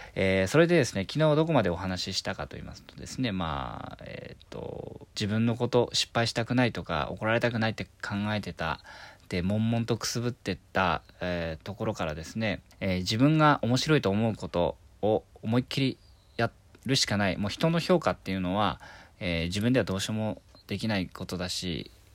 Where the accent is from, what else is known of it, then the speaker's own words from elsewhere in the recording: Miyazaki, Japan; now in Tokyo, Japan; 地元宮崎県